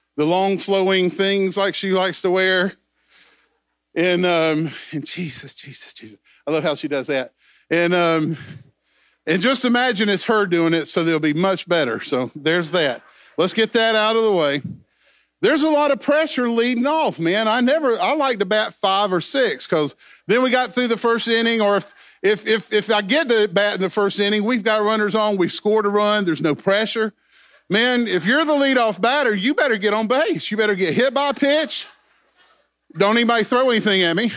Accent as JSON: {"language": "English", "town": "Greenville", "region": "South Carolina", "country": "United States", "tie": "born or raised there", "said": "I was born in Greenville, South Carolina"}